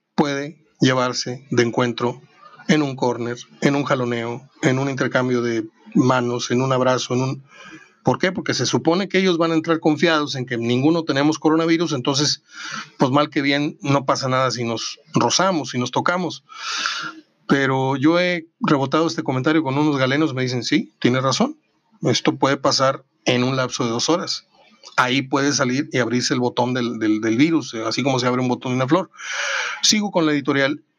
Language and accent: Spanish; Mexico